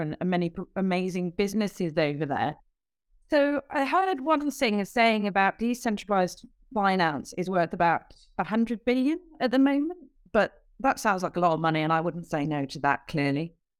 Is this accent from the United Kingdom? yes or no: yes; United Kingdom; accent: British